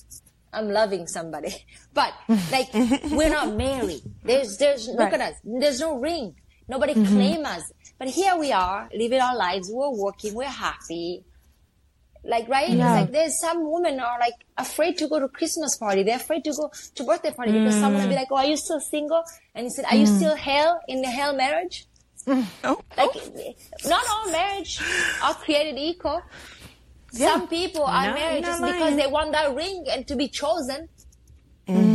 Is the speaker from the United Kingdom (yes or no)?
no; Somalia; English is a second language; also born or lived in Canada; now in New York, United States; I'm fucking from Africa.